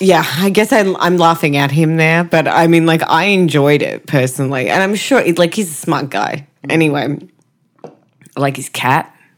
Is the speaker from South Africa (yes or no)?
no; Australia; we're Australian.